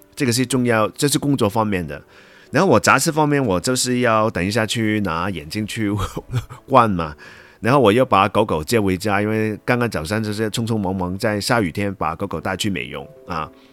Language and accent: Chinese; Hong Kong; accent: Hong Kong-accented Mandarin; first language Cantonese; Chinese is a second language; 因为我是香港人嘛